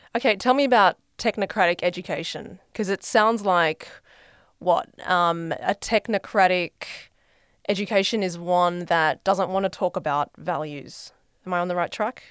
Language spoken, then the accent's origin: English; Australia; as an Australian